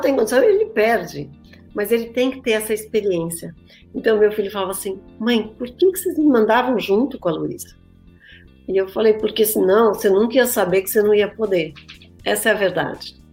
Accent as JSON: {"language": "Portuguese", "country": "Brazil", "also_born_or_lived": "São Paulo", "moved": "as an adult", "lives_now": "United States", "said": "eu, como vim do Brasil"}